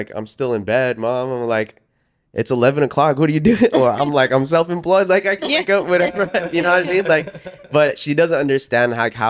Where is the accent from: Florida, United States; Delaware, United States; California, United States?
California, United States; Oxnard; Cause growing up in Oxnard, that I was like the Asian kid that hung out with all the Mexicans, yeah.